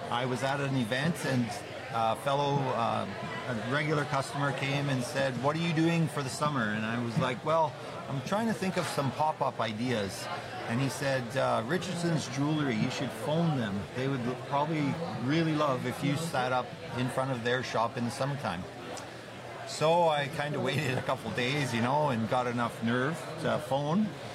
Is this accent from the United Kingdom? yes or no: no; Edmonton, Alberta, Canada; also born or lived in Calgary / Lloydminster; Born and raised in Edmonton, then went to Calgary, went to university